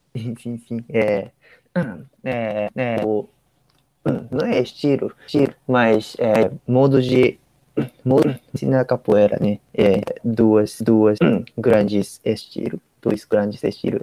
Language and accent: Portuguese; Ishikawa, Japan; Portuguese is a second language; now in Tokyo, Japan; eu sou de, eu sou de Ishikawa, é, interior do Japão